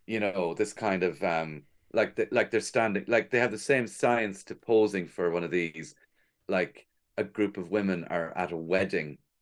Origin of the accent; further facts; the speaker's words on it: Cork, Munster, Ireland; moved away as an adult; now in Dublin, Ireland; I'm from Cork